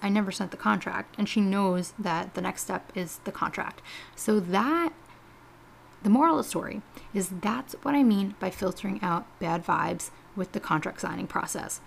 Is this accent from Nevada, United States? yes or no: no; New York, United States; I'm from New York